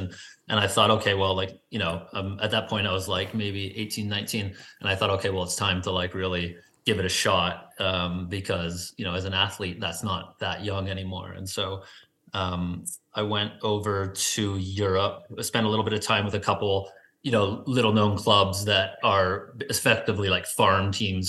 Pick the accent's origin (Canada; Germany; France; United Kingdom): Canada; Vancouver, British Columbia; moved away as an adult; also born or lived in New York; I grew up playing soccer in Point Grey on the west side of Vancouver